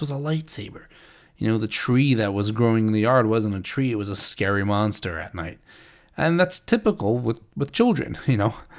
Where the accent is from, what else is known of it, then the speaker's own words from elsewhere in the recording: St. Louis, Missouri, United States; moved away; I grew up in St. Louis